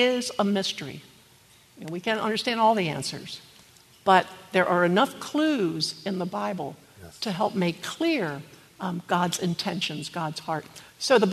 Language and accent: English; Maryland, United States; I'm from Maryland